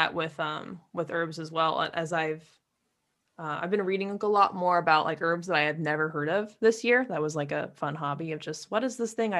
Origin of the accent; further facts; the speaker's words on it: California, United States; Yeah, I grew up around Lake Tahoe, just south of there in California.